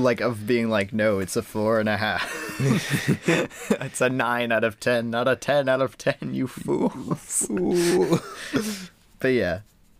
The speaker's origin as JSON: {"language": "English", "country": "United States"}